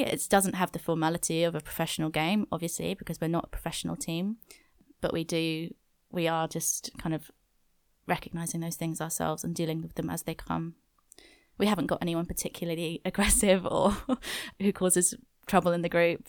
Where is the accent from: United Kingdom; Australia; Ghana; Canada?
United Kingdom; Wales; I'm from Wales, so that's a big part of my culture